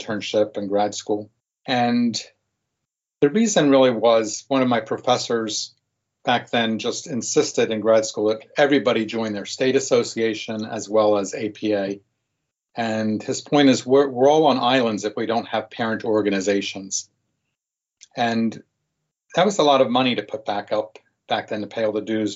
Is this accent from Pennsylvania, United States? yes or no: yes; Bucks County, Pennsylvania, United States; also born or lived in South Carolina / Newark, New Jersey; I grew up in Bucks County